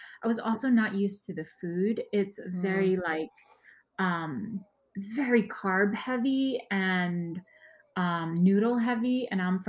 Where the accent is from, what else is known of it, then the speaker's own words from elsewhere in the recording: Wenzhou, Zhejiang, China; first language Wenzhounese; English is a second language; You know, they spoke Mandarin, but that was again, that wasn't even my primary dialect. I'm Wenzhenese, so my primary dialect is Wenzhenese, and I only learned Mandarin because my stepfather is Taiwanese